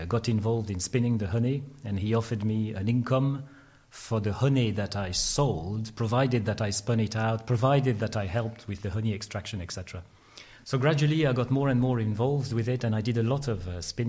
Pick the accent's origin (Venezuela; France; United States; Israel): France; Lyon, Auvergne-Rhône-Alpes; now in Nottingham, United Kingdom; So I was born in Lyon, in France. Both my mum and dad are political rebels. They fled the country, Hungary, in 1956.